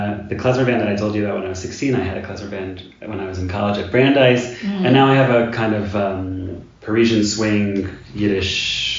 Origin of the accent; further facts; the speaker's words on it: New Haven, Connecticut, United States; moved away as an adult; also born or lived in Boston; now in Jerusalem; I was born in New Haven, Connecticut, a little suburb outside of New Haven. I've been living most of my adult life in Boston, but I've spent a fair amount of time in Jerusalem as well.